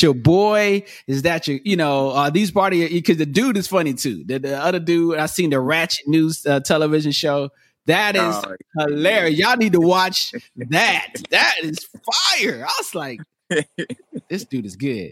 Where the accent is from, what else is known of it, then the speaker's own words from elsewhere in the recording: North Carolina, United States; also born or lived in Atlanta; now in Los Angeles, United States; I'm originally from North Carolina, but I've been in LA for this past, now this year it'll be 10 years